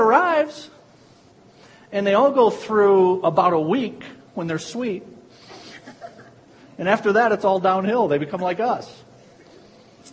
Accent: United States; I was born in America.

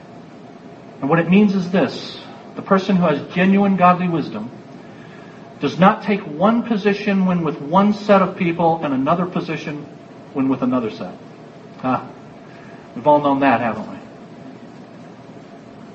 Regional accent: United States; I'm an American

